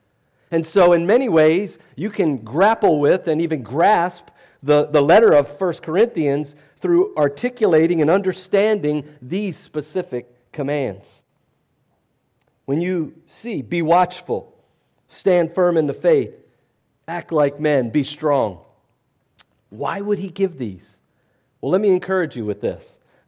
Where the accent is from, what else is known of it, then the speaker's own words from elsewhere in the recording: West Virginia, United States; I'm from West Virginia, so I can speak about that, right?